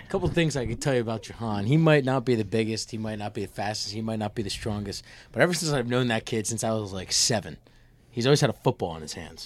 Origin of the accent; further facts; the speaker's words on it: Nazareth, Pennsylvania, United States; I'm from Nazareth, Pennsylvania, the Lehigh Valley